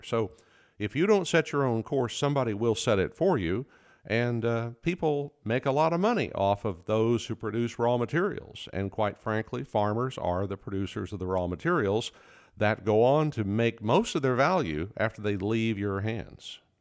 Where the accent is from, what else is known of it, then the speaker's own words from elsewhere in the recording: Oklahoma, United States; the farm I grew up on in Oklahoma